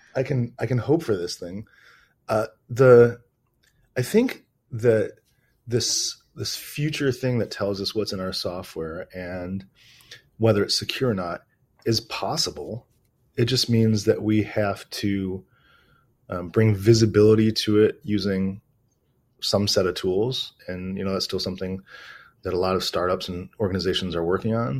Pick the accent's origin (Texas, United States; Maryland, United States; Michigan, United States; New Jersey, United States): Michigan, United States; Detroit; moved away as an adult; also born or lived in New Zealand; now in Australia; I'm originally from Detroit, Michigan